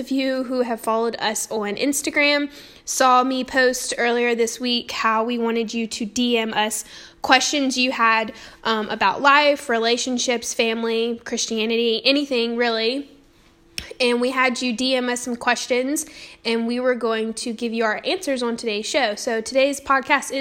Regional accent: the South, United States; I grew up in the South

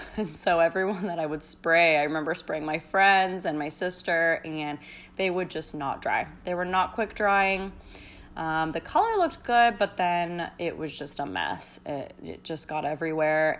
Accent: United States; growing up in America

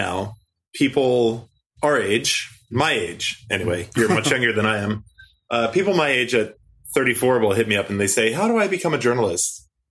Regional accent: Baltimore, Maryland, United States; moved away as an adult; also born or lived in Roanoke, Virginia / Ireland / Northern California / Southern California; now in Taipei, Taiwan; So I grew up in Baltimore, Maryland.

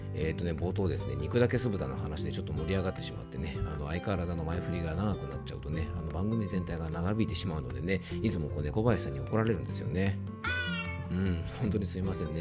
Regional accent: Yamanashi, Japan; 僕の地元のね、ラジオ局 YBS ラジオという放送局

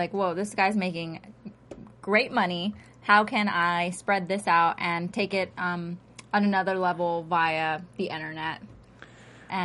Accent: Texas, United States; I'm from Texas.

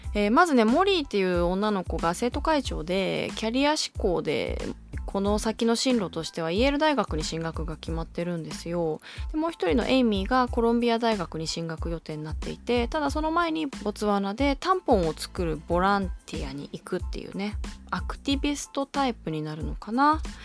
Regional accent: Kanagawa, Japan; 私の出身地神奈川、えー、私が高校時代足しげく通ったシネプレックス平塚

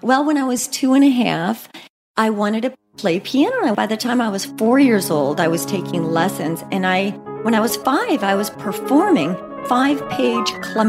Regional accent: St. Louis, Missouri, United States; moved away; also born or lived in West Coast / East Coast; From growing up in the Midwest, I loved growing up in St. Louis. Having lived on the West Coast and the East Coast, I've moved coast to coast, by the way, five times for work.

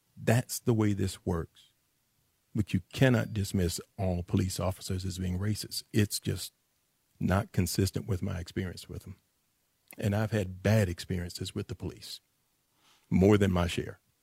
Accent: Dallas, Texas, United States; I'm from the Grove

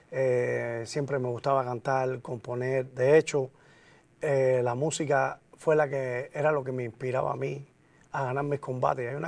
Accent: Cuba; moved away; Y se me quedó el nombrecito del vikingo como guerrero. Y después que salí de Cuba, no

